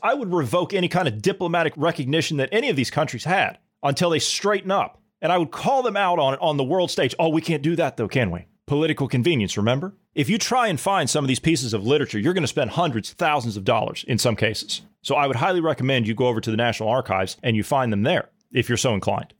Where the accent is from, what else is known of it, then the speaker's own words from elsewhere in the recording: United States; as an American